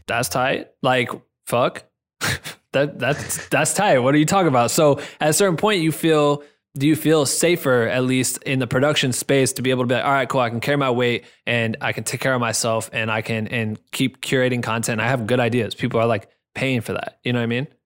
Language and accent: English; Iowa, United States; moved away; I'm from Iowa